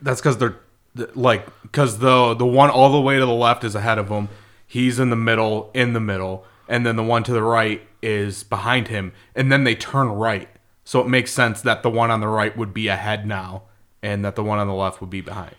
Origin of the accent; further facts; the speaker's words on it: Michigan, United States; we're from Michigan, where people talk like